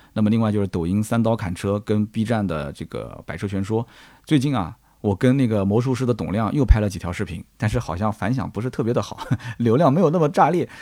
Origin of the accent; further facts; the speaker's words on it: Nanjing, Jiangsu, China; 我还是南京郊区的啊，就是比较的闭塞